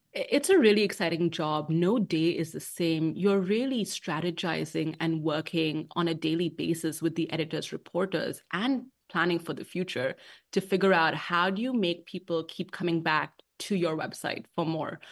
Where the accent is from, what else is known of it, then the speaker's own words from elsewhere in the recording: Mumbai, Maharashtra, India; moved away as an adult; also born or lived in London, United Kingdom; now in Washington, D.C., United States; I was born and raised in Bombay or Mumbai, as it's known now, um, in India